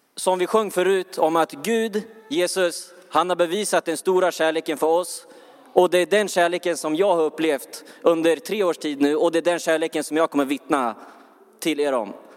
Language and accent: Swedish; Örebro, Örebro County, Sweden; jag, jag är från Örebro.